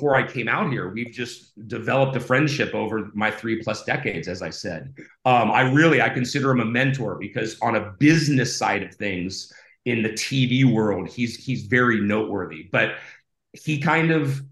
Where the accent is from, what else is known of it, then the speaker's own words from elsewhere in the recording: Ohio, United States; now in California, United States; I grew up in Ohio and I was a pool swimmer.